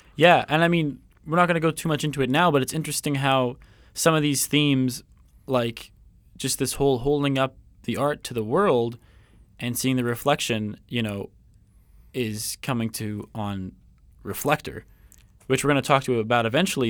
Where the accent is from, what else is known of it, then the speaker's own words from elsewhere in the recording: Coquitlam, British Columbia, Canada; I'm from Vancouver, um, Coquitlam actually